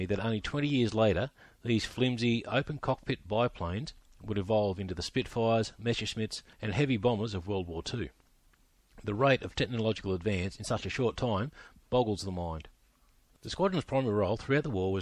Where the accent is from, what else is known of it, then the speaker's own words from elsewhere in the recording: Australia; I'm an Australian historian